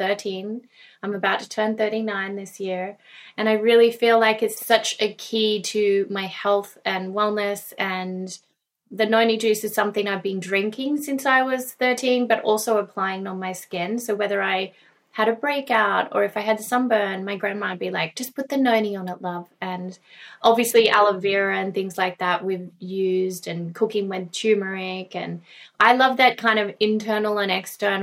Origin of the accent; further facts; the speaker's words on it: Gunnedah, New South Wales, Australia; I was raised in Australia, in a little country town called Gunnedah